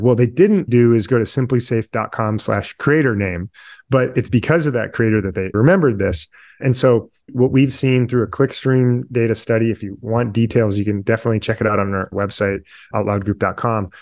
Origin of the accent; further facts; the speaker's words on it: Midwest, United States; now in Detroit, United States; I'm a Midwesterner based in Detroit